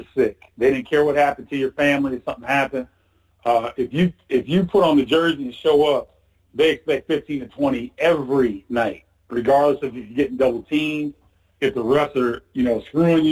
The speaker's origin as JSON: {"language": "English", "country": "United States", "said": "as an American"}